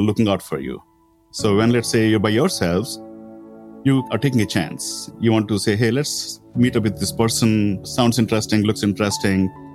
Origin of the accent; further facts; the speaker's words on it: India; Growing up in India